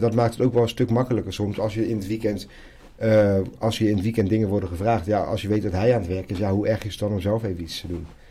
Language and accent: Dutch; Zoetermeer, South Holland, Netherlands; also born or lived in Medellín, Colombia; now in The Hague, Netherlands; We groeiden op in Zoetermeer